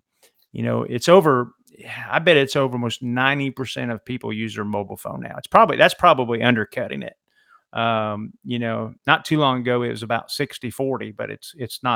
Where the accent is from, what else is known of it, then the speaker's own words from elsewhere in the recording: Alabama, United States; I'm from Alabama